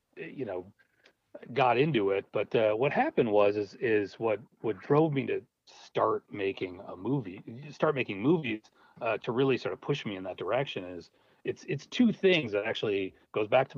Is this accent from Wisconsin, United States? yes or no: no; Minneapolis, Minnesota, United States; I grew up in Minneapolis